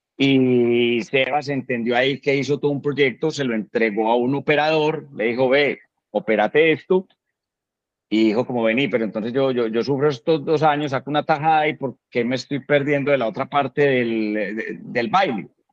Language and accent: Spanish; Colombia; soy, eh, pasaporte colombiano con pinta gringa